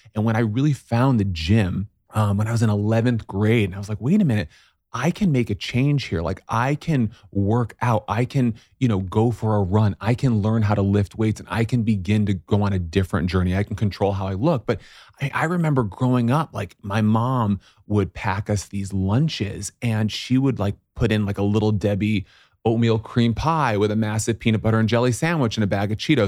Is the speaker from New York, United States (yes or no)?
yes; Syracuse, New York, United States; moved away; I grew up in Syracuse, New York